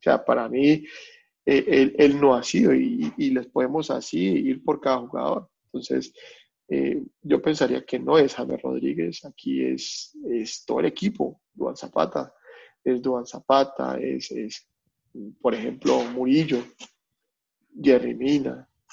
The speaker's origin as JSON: {"language": "Spanish", "country": "Colombia", "moved": "yes", "lives_now": "Melbourne, Australia", "said": "uno como colombiano"}